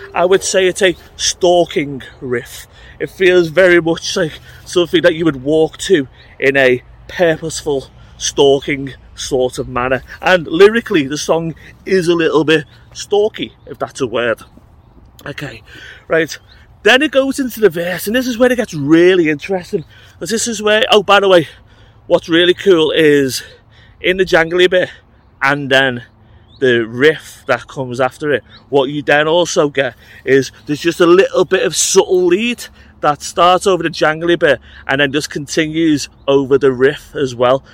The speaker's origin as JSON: {"language": "English", "country": "United Kingdom", "said": "I'm British"}